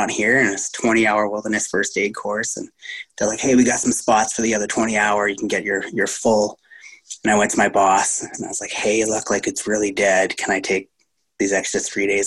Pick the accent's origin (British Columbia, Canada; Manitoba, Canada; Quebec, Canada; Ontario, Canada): Ontario, Canada; Timmins; moved away as an adult; also born or lived in Canmore, Alberta; now in Revelstoke, Canada; I've been skiing since I was 4 years old in a little town called Timmins, Ontario